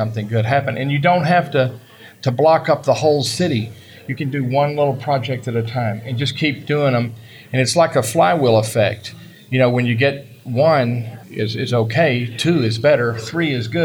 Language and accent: English; Southern Dallas County, Texas, United States; I came from Southern Dallas County, where I grew up and lived my whole life.